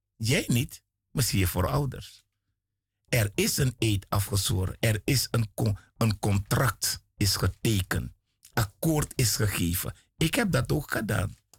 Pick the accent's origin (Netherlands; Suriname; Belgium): Suriname; ik kom uit Suriname